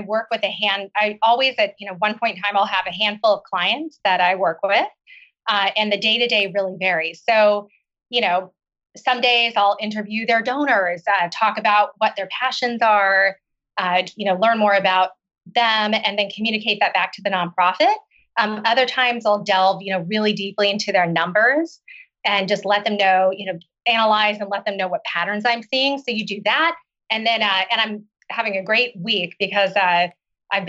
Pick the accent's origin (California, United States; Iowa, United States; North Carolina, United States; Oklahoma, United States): Oklahoma, United States; moved away as an adult; also born or lived in China / Seattle; I grew up in Oklahoma